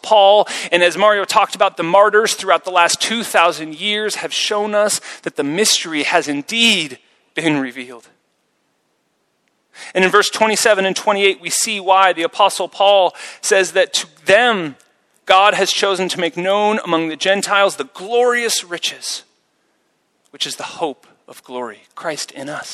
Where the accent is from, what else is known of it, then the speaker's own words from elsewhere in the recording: United States; now in Zurich, Switzerland; as an American